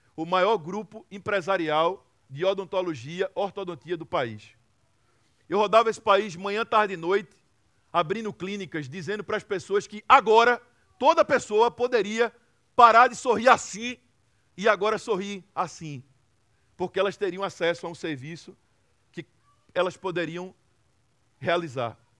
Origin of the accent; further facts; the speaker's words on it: Recife, Pernambuco, Brazil; uma cidade chamada Recife, que é de onde eu venho e é de onde eu sempre vou voltar